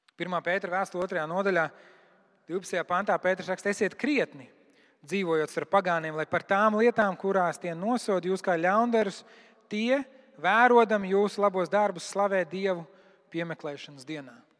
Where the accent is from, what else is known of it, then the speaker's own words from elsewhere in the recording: Latvia; mēs esam latvieši